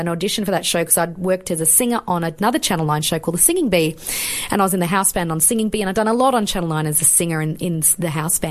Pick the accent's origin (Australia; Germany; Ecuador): Australia; Brisbane, Queensland; moved away as an adult; also born or lived in Yorkshire, England / Sydney; now in Melbourne, Australia; But mum and dad came out and we moved to Sydney very briefly. Then we stopped in Brisbane. That was it. And I spent most of my life